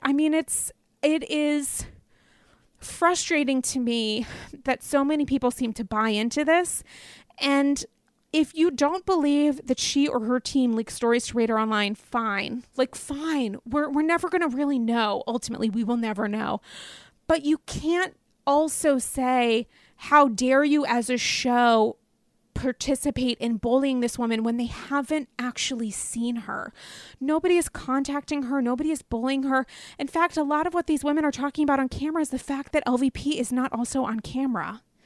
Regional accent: the East / the North, Northeast, United States; I'm from the East. Um, I'm a Northerner.

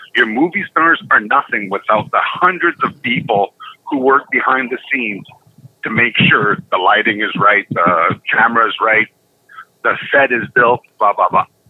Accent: Canada

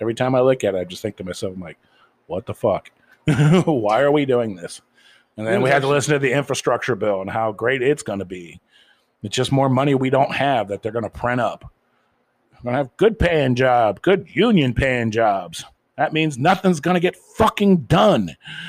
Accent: Ohio, United States; I mean, I grew up in Ohio where, you know, the United Auto Workers was a very strong union at one time.

